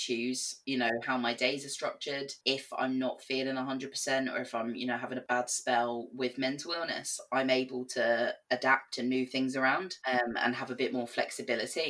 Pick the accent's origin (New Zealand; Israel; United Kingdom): United Kingdom; England; moved away as an adult; also born or lived in Belfast; now in Northern Ireland, United Kingdom; I left school when I was 16, went to college in England. We didn't have a sixth form, so I went on to college and did my A-levels. And then obviously you can hear I'm not from Northern Ireland. So I moved over here when I was 19.